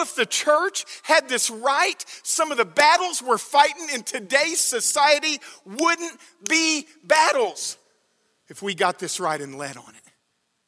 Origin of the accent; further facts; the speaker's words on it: Alabama, United States; moved away; I grew up in Alabama